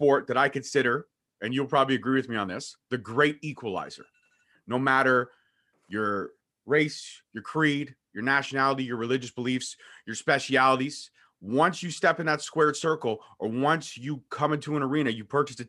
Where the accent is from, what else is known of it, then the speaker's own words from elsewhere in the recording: Brampton, Ontario, Canada; born and raised in Brampton